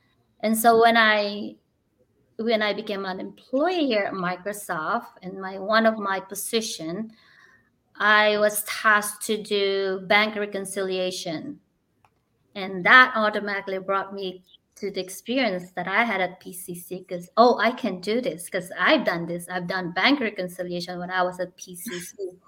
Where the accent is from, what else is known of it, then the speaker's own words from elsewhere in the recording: Philippines; because I'm a Filipino, I'm short.